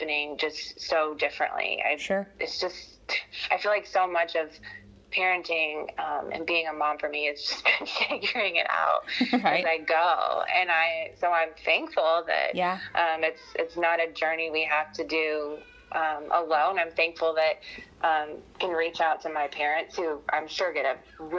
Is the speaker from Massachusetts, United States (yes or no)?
no; Michigan, United States; moved away as an adult; also born or lived in Marion, Indiana; now in Indianapolis, United States; home was Michigan when I wasn't in college. So then I moved from Michigan